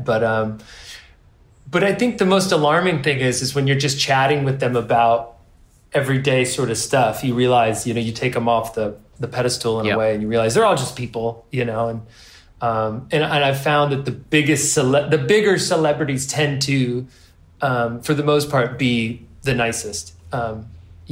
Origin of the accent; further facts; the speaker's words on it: California, United States; I grew up in California